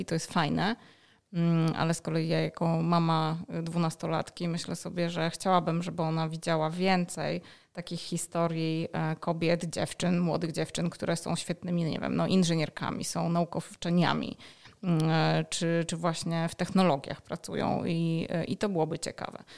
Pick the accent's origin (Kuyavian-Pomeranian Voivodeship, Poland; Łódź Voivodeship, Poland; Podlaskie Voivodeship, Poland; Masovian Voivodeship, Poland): Masovian Voivodeship, Poland; Warsaw; jestem z Warszawy